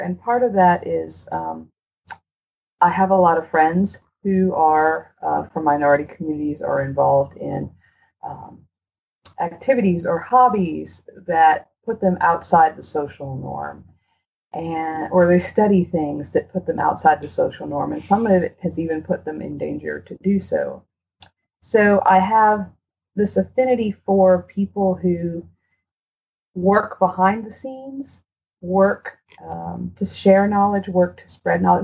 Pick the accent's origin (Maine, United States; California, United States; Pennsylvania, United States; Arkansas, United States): Maine, United States; I'm from Maine